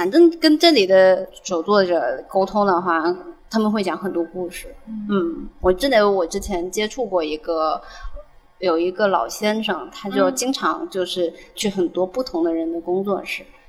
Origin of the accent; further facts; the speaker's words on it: Guangdong, China; accent: Cantonese; 那我细不细要换一下我的我的广东口音？